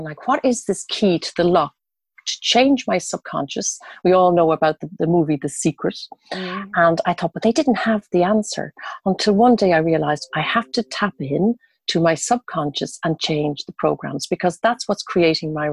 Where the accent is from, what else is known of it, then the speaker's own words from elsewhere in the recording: Dublin, Leinster, Ireland; moved away as an adult; I'm originally from Dublin. And when I was 22 years old, I left and I went traveling around